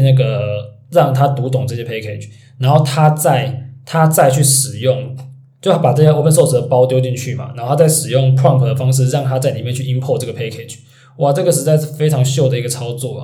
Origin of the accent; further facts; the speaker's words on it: Taiwan; 我们毕竟我们是台湾人